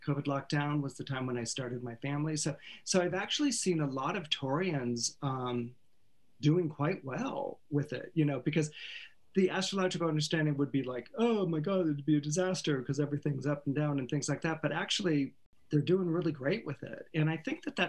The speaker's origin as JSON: {"language": "English", "town": "Menlo Park", "region": "California", "country": "United States", "tie": "born or raised there", "said": "I was raised in Northern California, Menlo Park, California, Palo Alto, Stanford"}